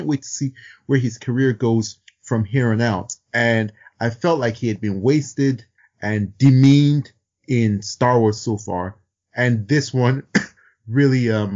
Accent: Nigeria; I'm also Nigerian

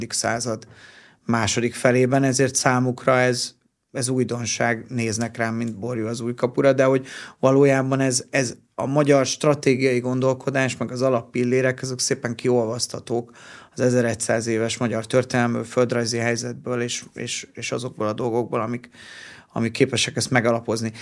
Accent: Hungary; mi magyarok vagyunk

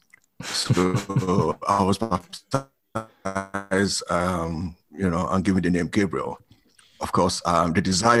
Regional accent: Brong-Ahafo, Ghana; moved away as an adult; also born or lived in Kumasi, Ghana / United Kingdom; I grew up in Ghana, came to the UK in 1990

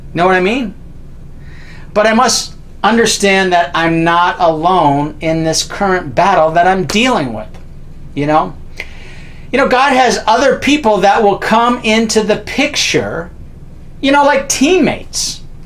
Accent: Canada; I'm a Canadian

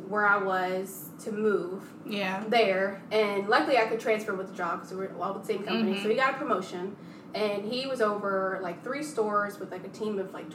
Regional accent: Cincinnati, Ohio, United States; moved away; also born or lived in Moorhead / Lexington / West Virginia; I'm from Cincinnati, so I'm not from Kentucky or West Virginia.

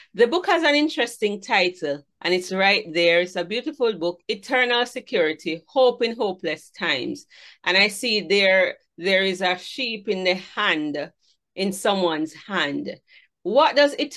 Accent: Saint Mary Parish, Jamaica; I'm from St. Mary's, so I'm a country girl

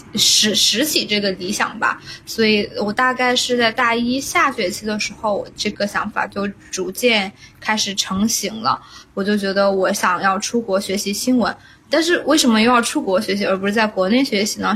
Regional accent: China; moved away as an adult; now in United States; 我作为中国人

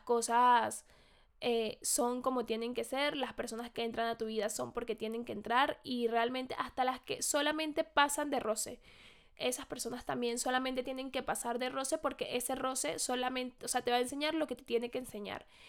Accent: Venezuela; now in Madrid, Spain; yo soy de Venezuela, estoy en Madrid

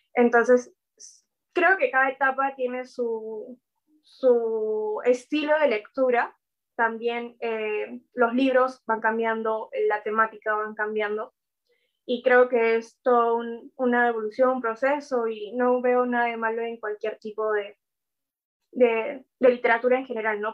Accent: Peru; nuestra historia como peruanos

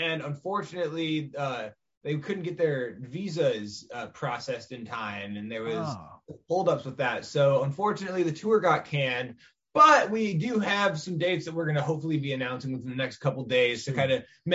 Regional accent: Washington, United States; we're from Washington.

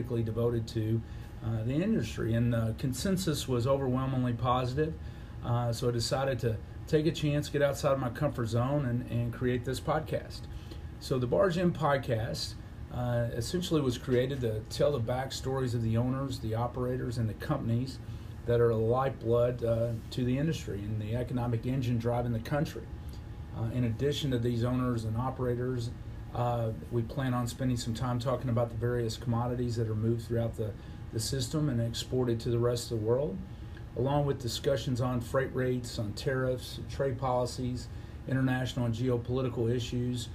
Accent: Paducah, Kentucky, United States; moved away as an adult; also born or lived in Lexington, Kentucky; now in St. Louis, United States; I grew up in Paducah, was born and raised

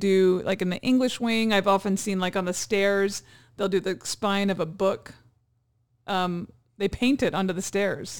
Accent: Hawaii, United States; now in California, United States; growing up in Hawaii, I had friends that had really thick pigeon accents.

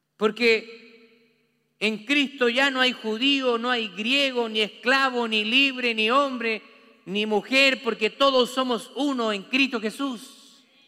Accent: Chile; now in United States; Nosotros, allá en Chile, usted sabe que yo soy chileno

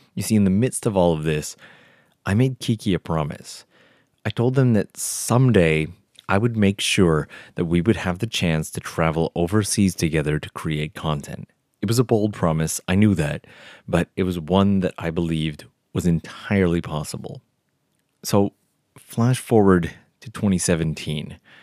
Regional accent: Canada; now in Japan; it was in Canada, of all places, my home country

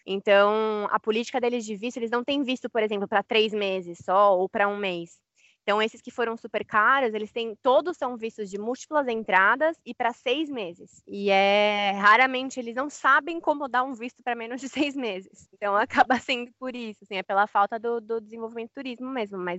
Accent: Brazil; nós somos brasileiros, vivi minha vida inteira no Brasil

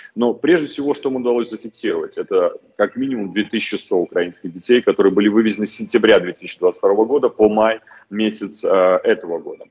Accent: Belarus; moved away; как просто белорус

